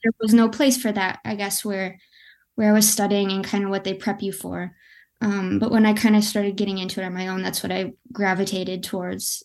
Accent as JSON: {"language": "English", "region": "West Michigan", "country": "United States", "said": "I'm from Michigan. I'm from West Michigan."}